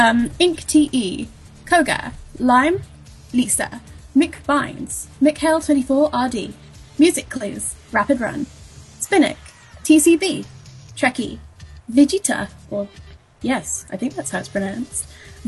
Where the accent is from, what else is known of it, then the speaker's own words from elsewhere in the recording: England, United Kingdom; I'm from England.